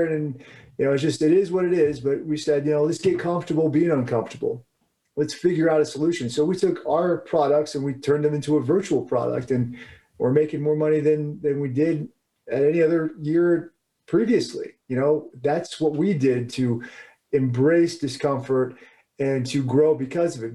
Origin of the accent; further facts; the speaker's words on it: Springfield, Virginia, United States; I'm a guy from Washington, D.C., from Springfield, Virginia, that area.